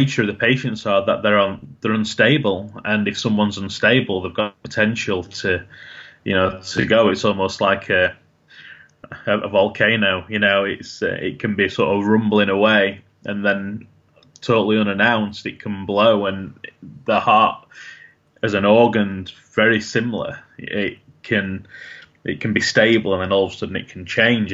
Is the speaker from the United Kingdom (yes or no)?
yes; Sheffield, Yorkshire and the Humber, United Kingdom; I'm from Sheffield, which is one of the biggest cities, and I worked in the biggest hospital in that city